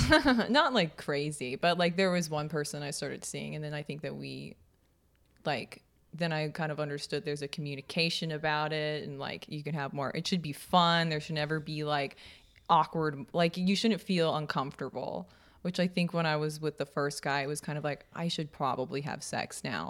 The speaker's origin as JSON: {"language": "English", "region": "Kansas", "country": "United States", "tie": "born or raised there", "said": "we grew up in Kansas"}